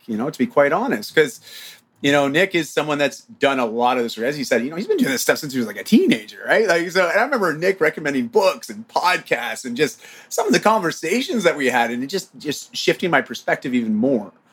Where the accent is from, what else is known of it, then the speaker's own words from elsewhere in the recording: Ontario, Canada; I'm from Ontario.